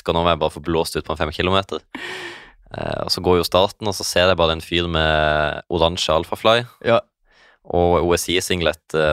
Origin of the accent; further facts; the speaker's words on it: Svalbard, Norway; born there; jeg ble født på Svalbard. Oppi, jeg er på Svalbard